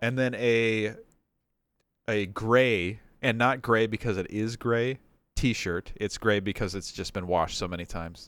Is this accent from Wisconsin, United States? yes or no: yes; Superior, Wisconsin, United States; moved away; I grew up in Superior.